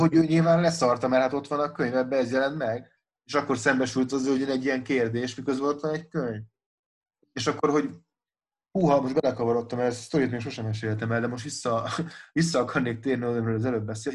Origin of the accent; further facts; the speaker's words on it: Budapest, Hungary; moved away as an adult; now in Pécs, Hungary; én Budapesten nőttem föl, meg ott is éltem 21 éves koromig